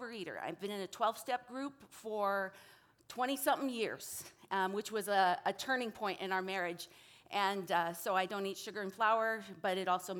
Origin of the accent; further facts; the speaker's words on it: United States; moved away as an adult; now in California, United States; I grew up in Montana, Wyoming. I was born and raised there. Didn't come out to California till college at Biola